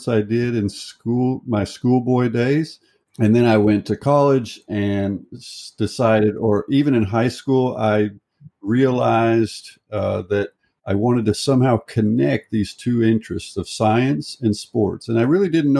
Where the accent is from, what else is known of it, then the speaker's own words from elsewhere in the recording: United States; moved away as an adult; now in Norway; I'm an American citizen. I'm from the United States